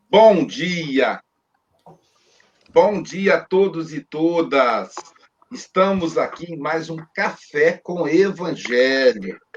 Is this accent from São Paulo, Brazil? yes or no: no; Minas Gerais, Brazil; now in Guarapari, Brazil; Mas como sou mineiro